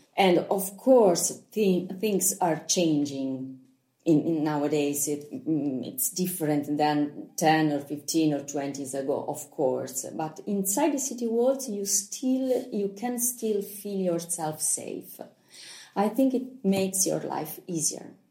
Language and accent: English; Lucca, Tuscany, Italy; English is a second language; I am a Lucchese doc. I was born here, grown up here.